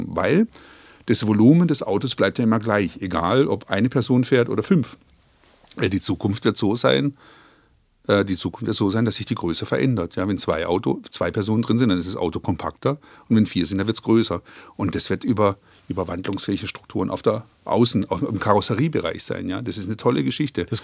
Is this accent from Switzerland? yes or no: no; Croatia; German is a second language; now in Germany; Schwarzwälder, ich bin ja quasi aus, äh, aus Kroatien in den Schwarzwald ausgewandert